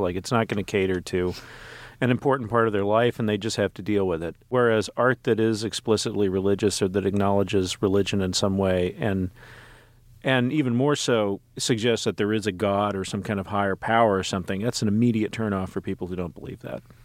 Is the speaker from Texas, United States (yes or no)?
yes; Texas, United States; I grew up in Texas